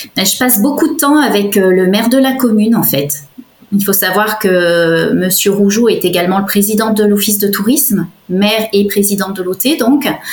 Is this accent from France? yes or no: yes; Savoie, Auvergne-Rhône-Alpes, France; l'environnement montagne dont, j'étais issue, parce qu'il faut savoir que je suis savoyarde de, naissance